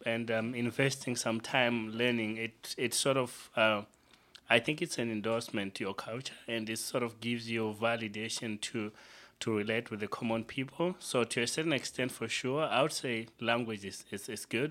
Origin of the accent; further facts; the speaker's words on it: Zimbabwe; now in Montreal, Canada; where I grew up, where I spent much of my time is Zimbabwe